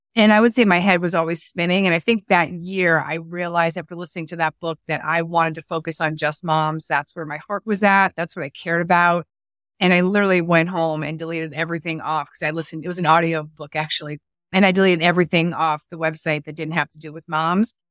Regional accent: East Coast, United States; moved away as an adult; also born or lived in California; I was living in California, and I was from the East Coast

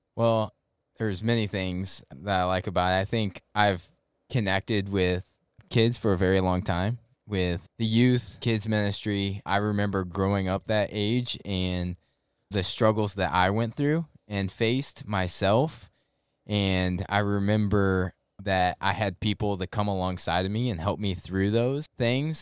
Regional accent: St. Louis, Missouri, United States; moved away as an adult; now in Jacksonville, United States; I actually grew up in Saint Louis, Missouri. Grew up there, lived twenty-two years of my life

